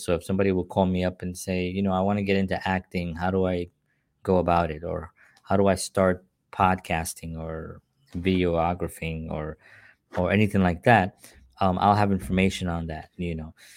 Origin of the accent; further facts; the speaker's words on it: New York City, New York, United States; growing up in the South Bronx, uh, in the welfare system